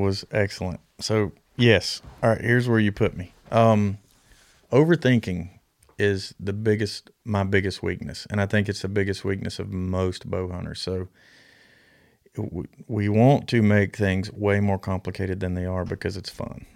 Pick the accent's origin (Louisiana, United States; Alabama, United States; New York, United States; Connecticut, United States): Alabama, United States; when I grew up in Alabama